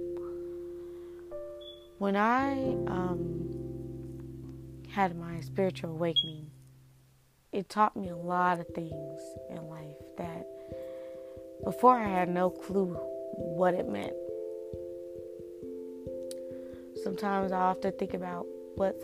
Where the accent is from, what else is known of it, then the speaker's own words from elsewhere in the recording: Indiana, United States; now in North Carolina, United States; I come from Indiana, but I now reside in North Carolina.